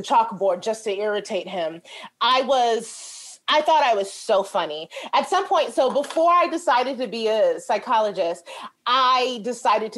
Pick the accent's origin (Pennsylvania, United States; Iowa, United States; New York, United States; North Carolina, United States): New York, United States; New York City; also born or lived in Chicago; I'm from Brooklyn, New York. And the building I lived in was like kind of tough